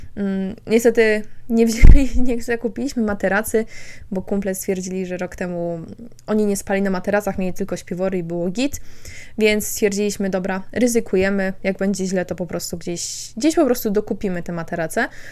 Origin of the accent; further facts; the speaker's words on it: Poland; jesteśmy z Polski